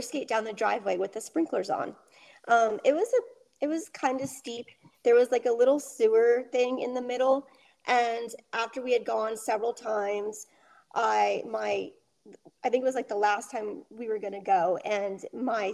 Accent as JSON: {"language": "English", "region": "Rhode Island", "country": "United States", "tie": "born or raised there", "said": "I lived in Rhode Island"}